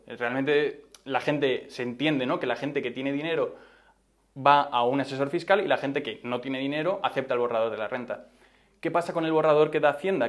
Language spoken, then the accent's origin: Spanish; Madrid, Community of Madrid, Spain; yo soy de Madrid, he estudiado aquí toda la vida, tanto el colegio como la universidad.